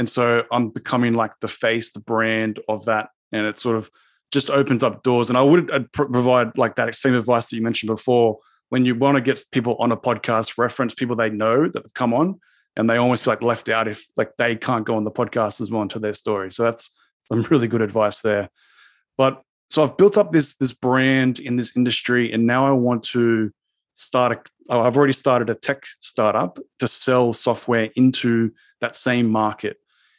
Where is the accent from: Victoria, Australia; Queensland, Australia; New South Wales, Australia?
New South Wales, Australia; Sydney; Sydney, Australia.